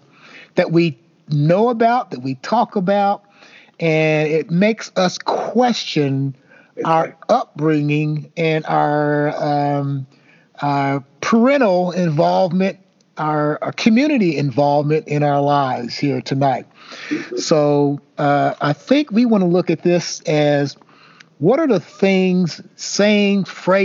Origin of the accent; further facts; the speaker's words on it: the South, United States; growing up in the South